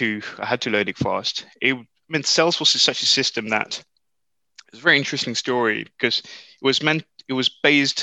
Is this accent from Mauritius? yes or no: yes; Mauritius; moved away as an adult; now in United Kingdom; I was brought up in Mauritius. This is where I did my A-levels.